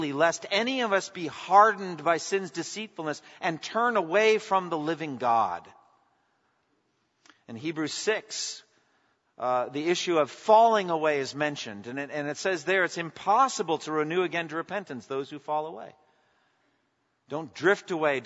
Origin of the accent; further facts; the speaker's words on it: a town on the Boston Marathon route, Massachusetts, United States; The Boston Marathon went right through my hometown.